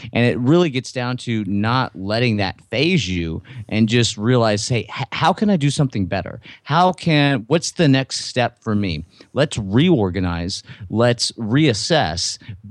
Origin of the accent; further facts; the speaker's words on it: Louisiana, United States; And I'm from Southern Louisiana. You can't tell from my accent, but, you know, so family and dinner, supper is really, really important.